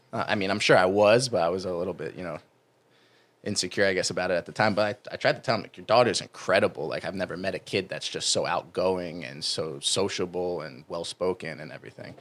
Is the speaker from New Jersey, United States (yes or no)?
yes; New Jersey, United States; moved away; I'm from New Jersey